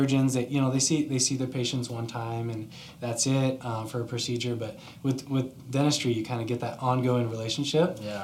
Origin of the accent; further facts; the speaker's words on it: Scottsdale, Arizona, United States; also born or lived in Virginia / Colorado; I actually was born in Virginia, but was raised out here. Grew up in Scottsdale. I've been here since I was two, so consider myself a native